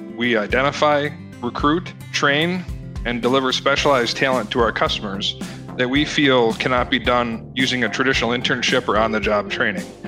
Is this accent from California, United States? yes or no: no; Milwaukee, Wisconsin, United States; moved away as an adult; also born or lived in Austin; we're born, my wife and I, Celeste, we're born and raised in Milwaukee. We went through Milwaukee public schools, both of us.